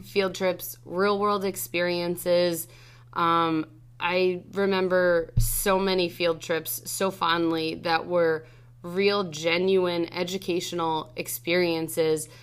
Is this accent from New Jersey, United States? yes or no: yes; Freehold, New Jersey, United States; I grew up in Freehold